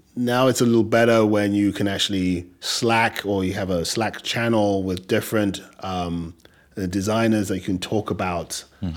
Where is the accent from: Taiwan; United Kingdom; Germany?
United Kingdom; England; accent: English; also born or lived in Nigeria; now in New York, United States; i try to hold on to um, my english accent as as much as i can